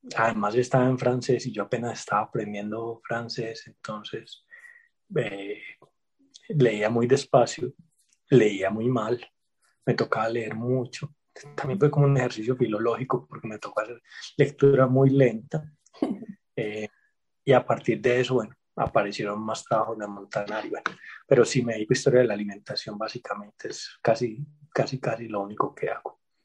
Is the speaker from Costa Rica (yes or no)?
no; Medellín, Antioquia, Colombia; also born or lived in Mexico; yo soy nacido en Medellín eh, hace 48 años